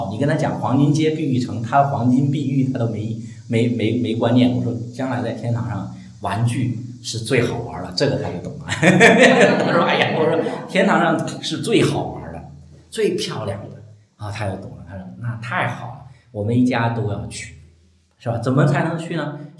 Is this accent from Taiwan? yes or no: no; China; 你千万不要用我们我们中国人喜欢用民间宗教那些套到我们基督教里。